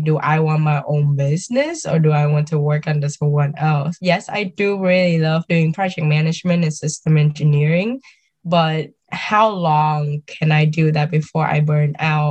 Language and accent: English; Vietnam; now in United States; growing up in Vietnam and moving here